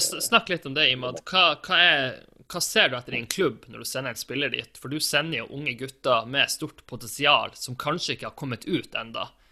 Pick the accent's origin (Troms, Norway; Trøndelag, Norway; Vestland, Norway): Troms, Norway; Tromsø; hjembyen min